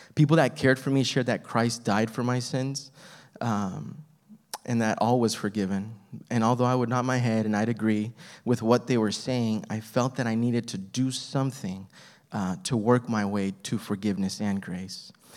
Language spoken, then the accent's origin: English; El Paso, Texas, United States; I was born in El Paso, Texas.